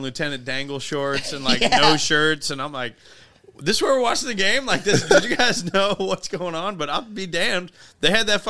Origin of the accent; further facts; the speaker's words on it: Cincinnati, Ohio, United States; I'm from Cincinnati, so we're just a lazy river town.